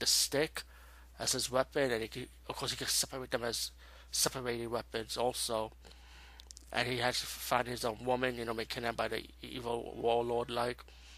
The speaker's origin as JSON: {"language": "English", "region": "New York", "country": "United States", "said": "Where I'm from New York."}